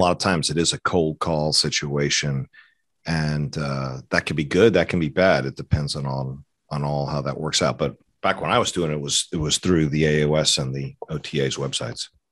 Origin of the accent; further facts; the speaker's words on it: Atlanta, Georgia, United States; also born or lived in Fort Collins, Colorado; I grew up in Atlanta